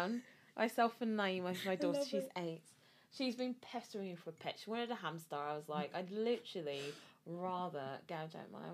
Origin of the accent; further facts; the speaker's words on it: Glasgow, Scotland, United Kingdom; moved away as an adult; now in London, United Kingdom; I'm from Scotland, but from Glasgow, but moved to London to go to uni